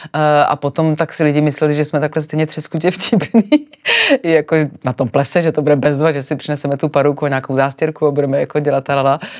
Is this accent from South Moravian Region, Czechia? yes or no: no; Sokolov, Karlovy Vary Region, Czechia; now in Prague, Czech Republic; já jsem přišla do Prahy Řekla jsem, že jsem ze Sokolova